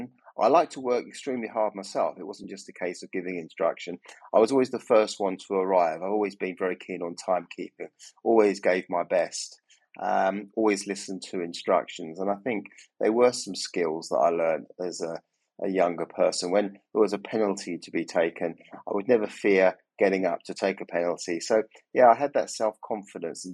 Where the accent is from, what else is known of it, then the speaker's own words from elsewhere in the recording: Chelmsford, East of England, United Kingdom; moved away as an adult; now in London, United Kingdom; my first 18 years were spent in deepest, darkest Chelmsford out in Essex, where I went to school